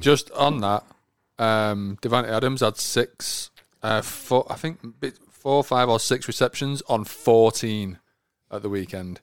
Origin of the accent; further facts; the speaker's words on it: England, United Kingdom; I am from England